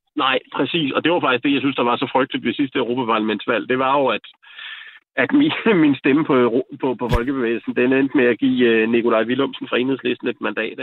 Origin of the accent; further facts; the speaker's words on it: Denmark; jeg ser mig da klart som dansker